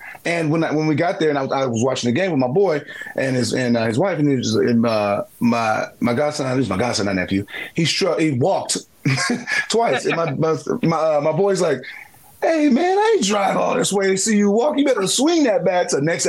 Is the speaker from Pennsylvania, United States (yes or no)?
no; Baltimore, Maryland, United States; I grew up in Jackie Robinson YMCA. I grew up at Willie Henderson Park Recreation Center.